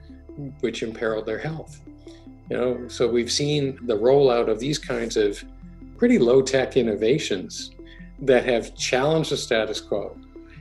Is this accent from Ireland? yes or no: no; Toronto, Ontario, Canada; also born or lived in Edmonton / Berkeley / Cambridge, Massachusetts; I was born in Edmonton, but my family moved to Toronto when I was about two. And then kind of I grew up in and around Toronto for grade school and high school.